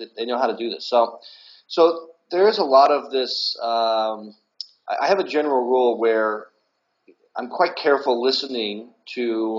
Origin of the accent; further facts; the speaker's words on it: Blue Springs, Missouri, United States; Yeah, so growing up in Blue Springs was great.